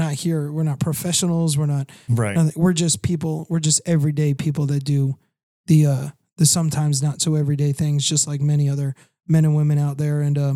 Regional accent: Long Island, New York, United States; moved away as an adult; I'm from the lower part of New York, Long Island area

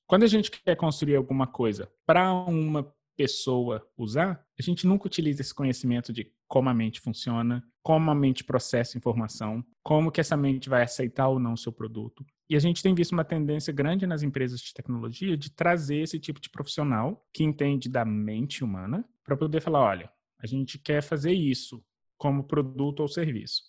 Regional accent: Belo Horizonte, Minas Gerais, Brazil; moved away as an adult; now in New York, United States; eu sou mineiro de BH, nasci, cresci é, na comunidade do Alto Veracruz, em Belo Horizonte.

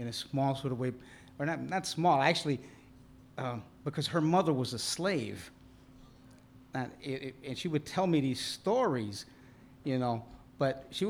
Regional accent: Chicago, Illinois, United States; I was born in Chicago in 1950, and Chicago formed the person who I am, I believe it. I'm a Chicagoan, true and blue

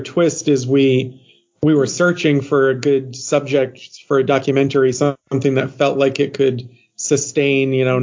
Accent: Maine, United States; moved away as an adult; also born or lived in Grand Rapids, Michigan; I grew up in a rural, like a mill town in Maine

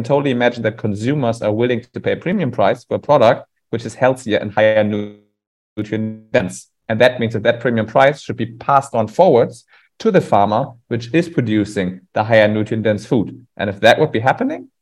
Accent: western Germany, Germany; my hometown in Western Germany

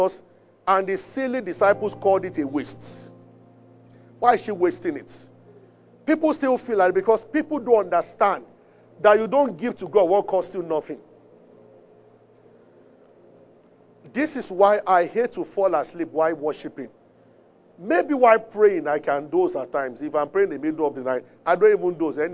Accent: Abeokuta, Ogun State, Nigeria; I grew up in Abeokuta, where we are familiar with wells.

